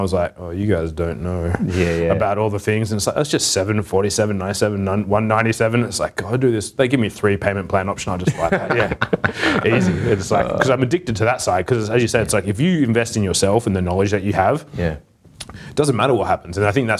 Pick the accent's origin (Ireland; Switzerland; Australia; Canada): Australia; Perth, Western Australia; I'm from Perth.